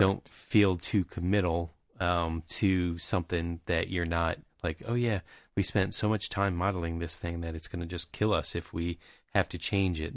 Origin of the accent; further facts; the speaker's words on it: Tampa Bay area, Florida, United States; growing up in the Tampa Bay area